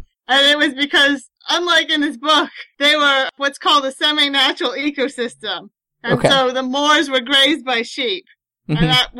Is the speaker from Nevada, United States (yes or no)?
no; San Francisco Bay Area, California, United States; I grew up in the San Francisco Bay Area, and I had access to great bookstores.